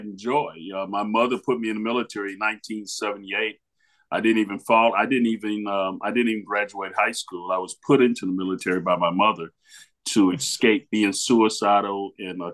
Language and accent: English; Miami, Florida, United States; now in Louisville, United States; I'm originally from Miami, Florida.